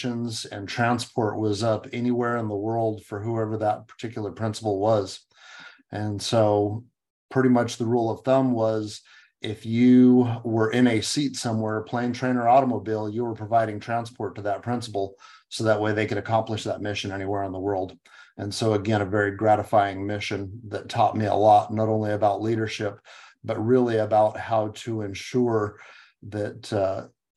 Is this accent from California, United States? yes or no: yes; Southern California, United States; moved away as an adult; growing up in Southern California